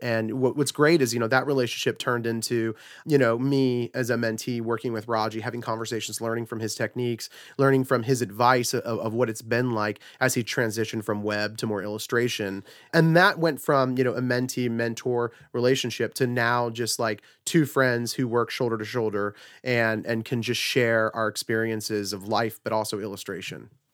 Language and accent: English; Fort Myers, Florida, United States; also born or lived in Huntington Beach, California; I was originally born in Southern California in, uh, Huntington Beach. Uh, that was where I was until I was about seven years old. Uh, moved with a, with a single mother and my brother, uh, just kinda separated from our whole family. Don't really know any of them. Uh, made our way over to the East Coast where I grew up in a small town called Fort Myers, Florida